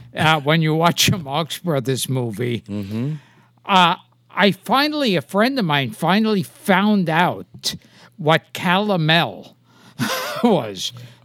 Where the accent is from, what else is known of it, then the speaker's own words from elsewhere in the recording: Palermo, Sicily, Italy; And I was born and raised in Palermo.